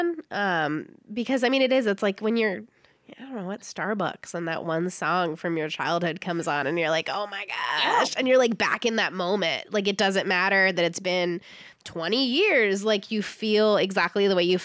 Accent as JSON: {"language": "English", "town": "San Diego", "region": "California", "country": "United States", "tie": "born or raised there", "said": "I grew up in San Diego"}